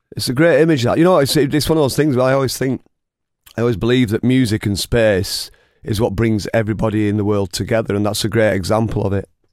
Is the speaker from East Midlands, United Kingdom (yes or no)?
no; Oldham, North West England, United Kingdom; we're both from Oldham.